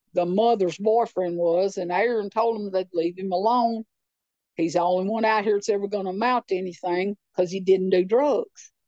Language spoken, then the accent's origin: English; Clay County, Tennessee, United States; moved away as an adult; also born or lived in Nashville, Tennessee; I grew up in Clay County, uh, but uh, it's a not beautiful rural place, beautiful lakes